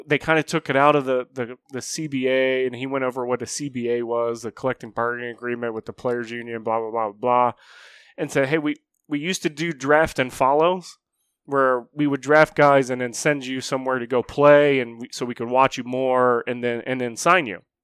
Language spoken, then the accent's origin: English; Morgantown, United States; moved away; We actually drove back to my hometown